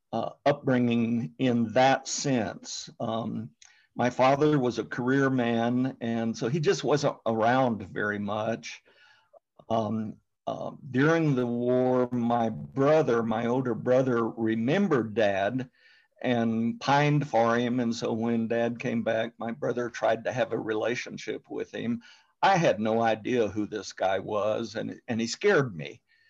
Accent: United States; I grew up mostly in the U.S. My father was in the United States Air Force.

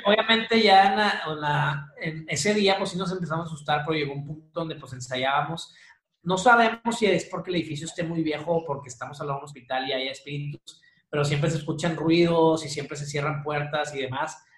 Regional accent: Monterrey, Nuevo León, Mexico; also born or lived in Chihuahua; Soy de Monterrey, viví unos años en Chihuahua, pero ya estoy aquí de regreso.

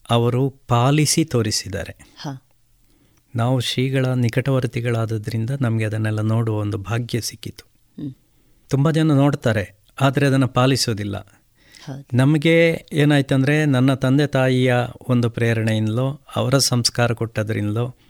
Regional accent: Ramakunja, Karnataka, India; ನಾನು ಕೂಡ ಅದರಲ್ಲೇ ಕಲ್ತದ್ದು

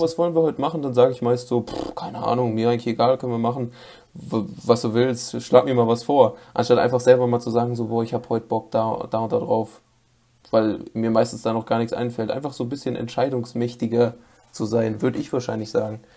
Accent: North Rhine-Westphalia, Germany; Ich komme, wie schon erwähnt, aus NRW

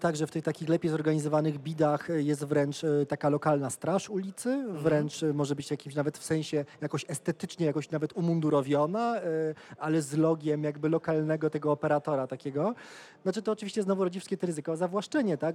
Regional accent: Poland; w Polsce przekonanie cały czas, a ja się wychowałem w latach 90.

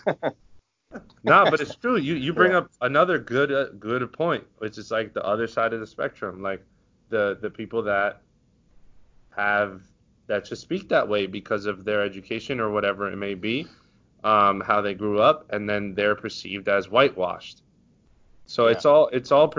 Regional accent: Westchester, New York, United States; now in Harlem, United States; I'm from Westchester, but I live in Harlem

